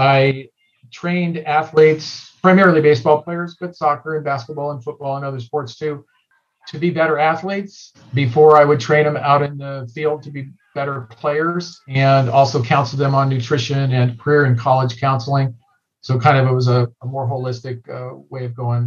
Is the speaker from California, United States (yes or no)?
yes; Southern California, United States; growing up in Southern California